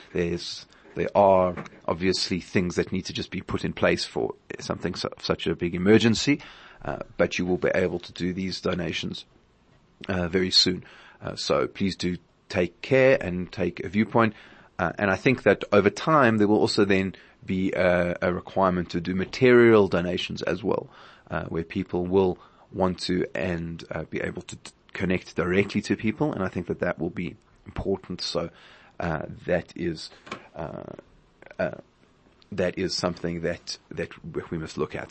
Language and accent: English; South Africa; as a South African community